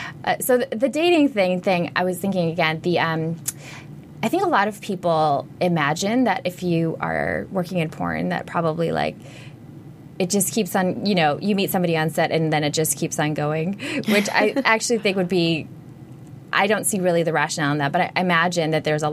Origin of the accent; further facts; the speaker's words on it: Minnesota, United States; now in Los Angeles, United States; I grew up in Minnesota